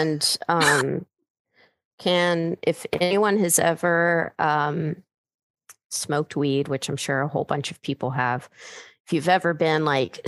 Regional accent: United States; I'm American

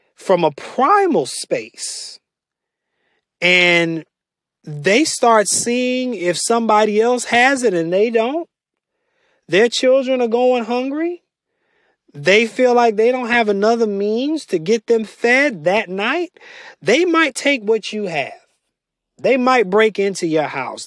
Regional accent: United States; as American citizens

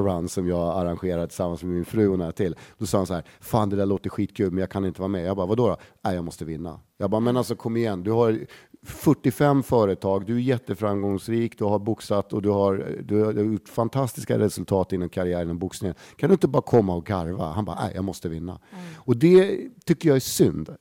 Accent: Stockholm, Stockholm County, Sweden; Lisas Café på Södermalm, där jag är liksom uppväxt

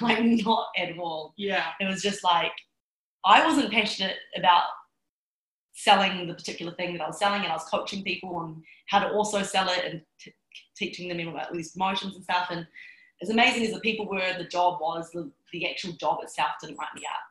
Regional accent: New Zealand; I'm Chinese. I was born in New Zealand.

